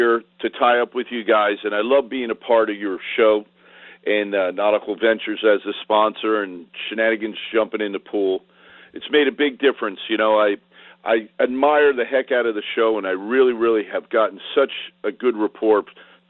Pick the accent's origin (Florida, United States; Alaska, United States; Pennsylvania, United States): Florida, United States; Hollywood; I grew up here in Hollywood.